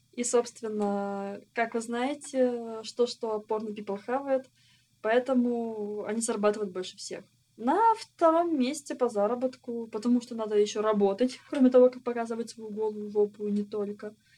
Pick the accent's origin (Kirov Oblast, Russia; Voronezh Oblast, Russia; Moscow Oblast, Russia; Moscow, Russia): Kirov Oblast, Russia; Kirov; Я из небольшого города, я из Кирова